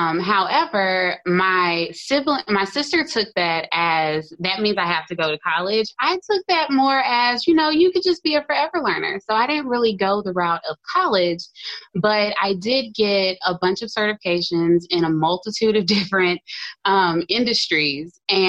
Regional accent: Houston, Texas, United States; Houston, Texas.

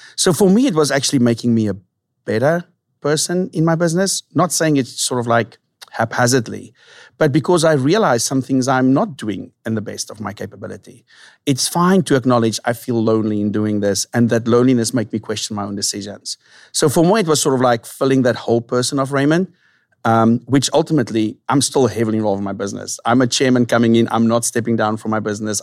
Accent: South Africa; moved away as an adult; now in San Diego, United States; born and raised in South Africa

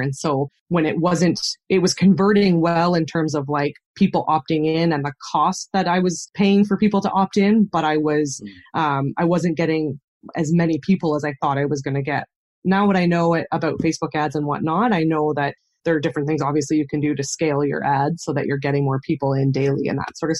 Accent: Canada; accent: Canadian; I'm born and raised in Canada, so I live on the Canadian prairies in Saskatchewan

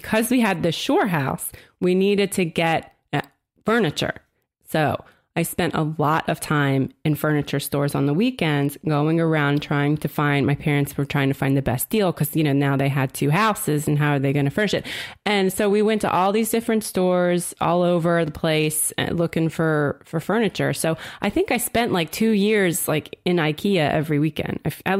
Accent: New Jersey, United States; I'm from New Jersey, and I, from a pre-Snooki time, I lived down south, though, near Philly.

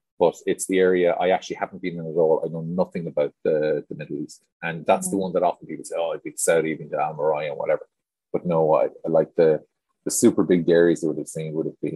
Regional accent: Ireland; I came from Ireland into veterinary environments and farming environments

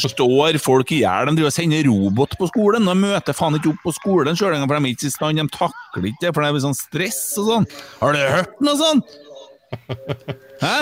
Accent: Bjugn, Trøndelag, Norway; Jeg er jo fra Bjugn, og jeg turte ikke si at jeg var fra Bjugn en 10-15 år heller

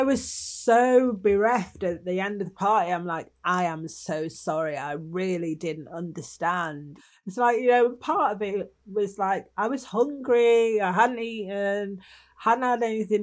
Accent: Manchester, North West England, United Kingdom; I'm from Manchester

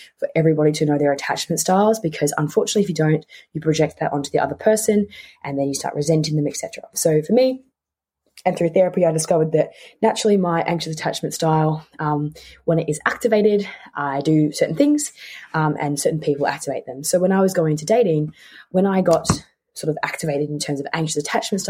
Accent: Tasmania, Australia; moved away as an adult; also born or lived in Melbourne; I grew up in Tasmania, and I grew up there and I lived there for about 15 years of my life. Because I was born in Melbourne, but I moved

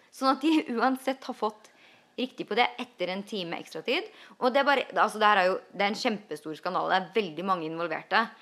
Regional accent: Norway; now in United States; der hjemme i Norge.

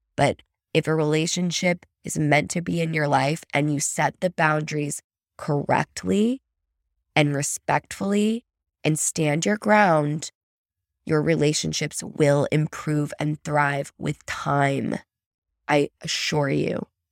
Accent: United States; an American, plopped into Germany

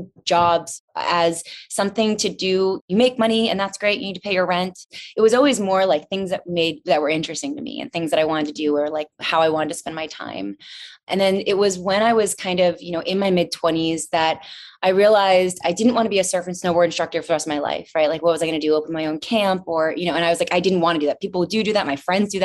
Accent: D.C., Northern Virginia, United States; moved away as an adult; also born or lived in North Carolina; now in Los Angeles, United States; I grew up right outside Washington, D.C. in Northern Virginia

